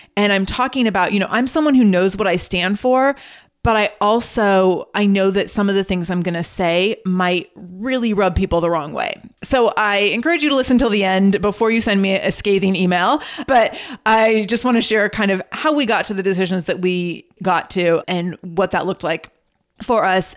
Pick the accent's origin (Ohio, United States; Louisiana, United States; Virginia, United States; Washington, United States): Washington, United States; Redmond; also born or lived in Seattle; I went to school at Saint Joe's on Capitol Hill, and I grew up in Redmond